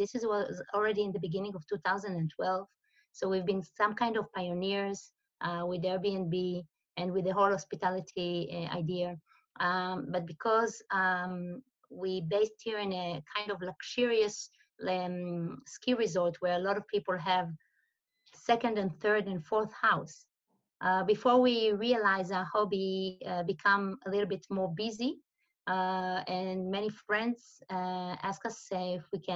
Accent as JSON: {"language": "English", "country": "Israel", "also_born_or_lived": "Tel Aviv", "moved": "as an adult", "lives_now": "Switzerland", "said": "I'm originally from Israel"}